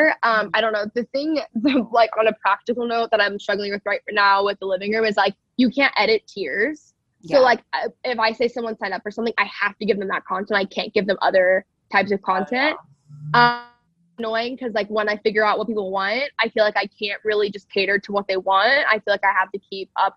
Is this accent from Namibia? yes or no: no; Texas, United States; I grew up in Texas around a lot of like cultural Christianity